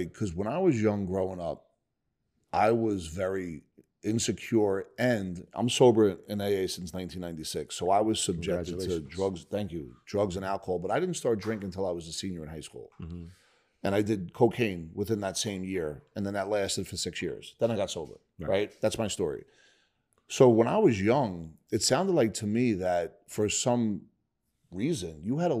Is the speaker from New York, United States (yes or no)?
no; Bayonne, New Jersey, United States; I grew up in Bayonne, which is Hudson County, not far from Newark, where you grew up.